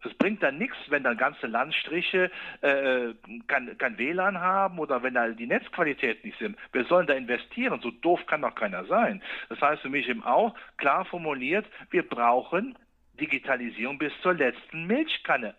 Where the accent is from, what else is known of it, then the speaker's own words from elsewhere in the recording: Rhineland, Germany; ich bin Rheinländer